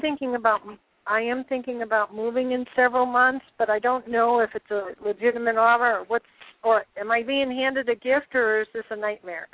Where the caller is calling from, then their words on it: San Francisco, California, United States; I'm calling from San Francisco, California.